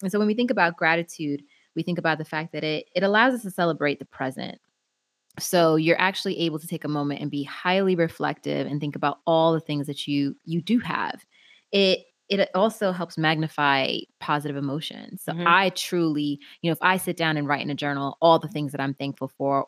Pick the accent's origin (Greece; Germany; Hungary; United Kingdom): United Kingdom; England; my diary / calendar, that I'm a Brit, my diary is starting to really jam up.